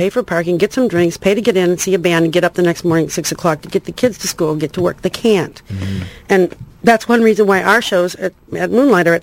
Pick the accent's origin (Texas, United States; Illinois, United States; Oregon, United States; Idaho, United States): Illinois, United States; rural; moved away; also born or lived in Chicago, Illinois / Los Angeles; I was born in Chicago, and my parents moved about a month later to rural Illinois